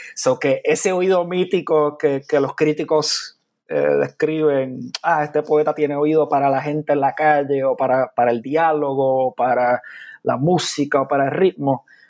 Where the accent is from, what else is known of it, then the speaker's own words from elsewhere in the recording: San Juan, Puerto Rico; moved away as an adult; also born or lived in Carolina, Puerto Rico; now in Chicago, United States; me crié principalmente en San Juan